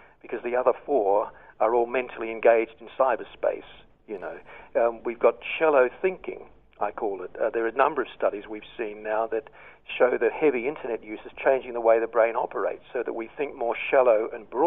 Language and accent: English; Australia; moved away as an adult; I'm an expat at the moment, but I'm certainly an Australian at heart